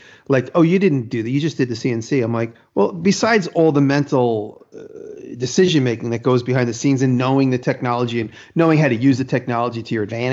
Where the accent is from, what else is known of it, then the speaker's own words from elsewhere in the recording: New York City, New York, United States; moved away; I'm from Manhattan.